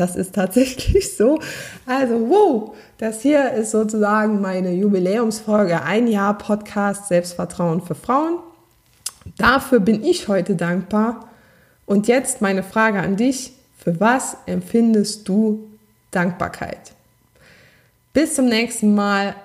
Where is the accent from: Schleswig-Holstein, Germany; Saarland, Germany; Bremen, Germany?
Saarland, Germany; accent: Saarland dialect; ich meinen saarländischen Dialekt trotz ähm, Übung nicht ganz abstellen konnte.